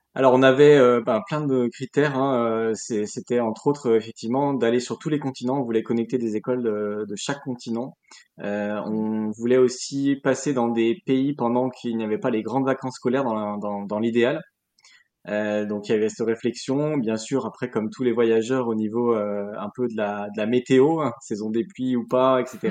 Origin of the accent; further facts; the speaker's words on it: Lyon, Auvergne-Rhône-Alpes, France; also born or lived in Burgundy; now in Arras, France; Je suis originaire de Lyon, mais j'ai grandi, euh, enfin, j'ai habité pendant huit ans en Bourgogne